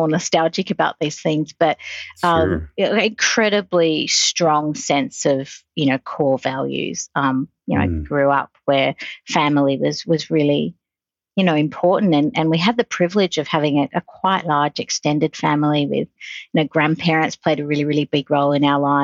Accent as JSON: {"language": "English", "town": "Sydney", "region": "New South Wales", "country": "Australia", "tie": "born or raised there", "moved": "as an adult", "lives_now": "Singapore", "said": "I grew up in Sydney, Australia"}